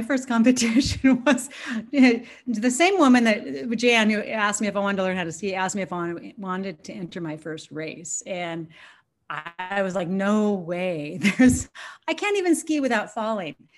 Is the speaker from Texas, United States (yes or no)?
no; Washington, United States; I grew up in the Northwest, Washington State.